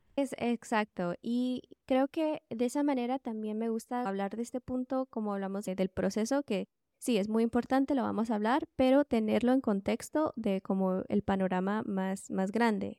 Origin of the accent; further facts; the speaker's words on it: California, United States; also born or lived in Guatemala; yo nací en Guatemala, pero estudié en los Estados Unidos. Entonces, cuando tenía cinco años, eh, nos fuimos de Guatemala a California